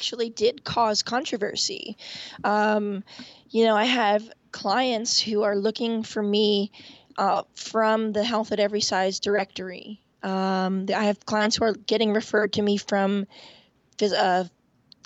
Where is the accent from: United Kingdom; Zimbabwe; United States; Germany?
United States; Point Pleasant Beach, New Jersey; now in Washington, D.C., United States; I grew up in Point Pleasant Beach, New Jersey, a block away from the Atlantic Ocean